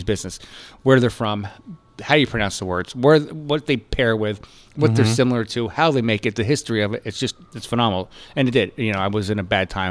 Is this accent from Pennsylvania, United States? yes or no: yes; Poconos, Pennsylvania, United States; moved away; also born or lived in Brooklyn; I'm from Pennsylvania. I'm originally from Pennsylvania. Okay. Yeah, okay. I grew up, you know, in the Poconos region and mountains.